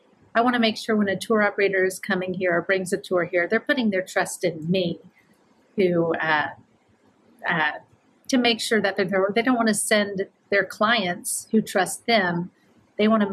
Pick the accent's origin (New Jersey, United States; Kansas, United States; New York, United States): Kansas, United States; moved away; grew up in Kansas